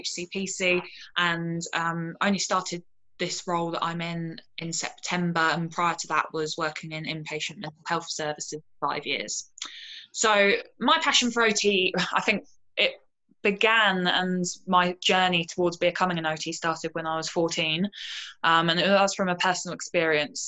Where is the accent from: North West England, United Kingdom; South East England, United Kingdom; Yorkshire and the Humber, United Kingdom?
South East England, United Kingdom; Portsmouth; also born or lived in London; I moved down to Portsmouth, which is where my hometown